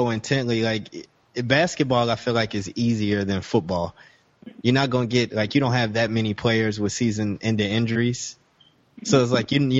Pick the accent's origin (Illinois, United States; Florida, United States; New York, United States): Illinois, United States; Chicago; I grew up in Chicago, a White Sox fan